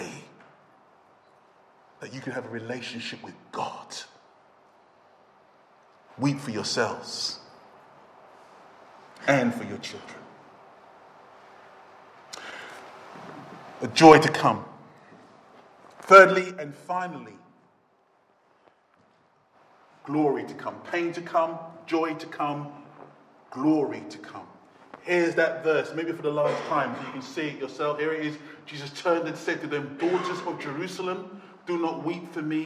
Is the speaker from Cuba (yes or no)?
no; United Kingdom; we're British